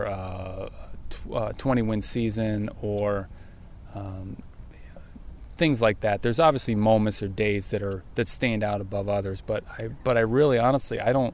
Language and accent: English; Pennsylvania, United States; When I was growing up in Pennsylvania